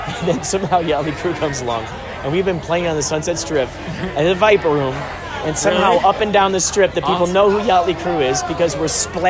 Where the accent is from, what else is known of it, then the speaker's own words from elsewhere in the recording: Los Angeles, California, United States; Oh, Los Angeles.